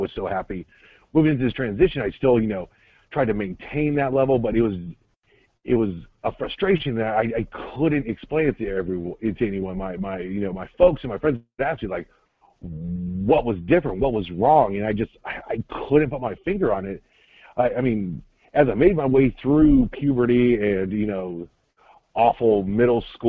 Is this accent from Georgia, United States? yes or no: yes; Atlanta, Georgia, United States; moved away as an adult; also born or lived in Tennessee; I'm from Atlanta